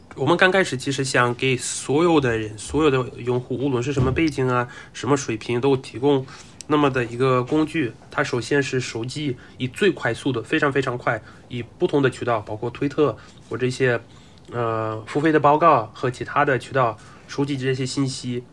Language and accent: Chinese; Russia; 我就作为俄罗斯人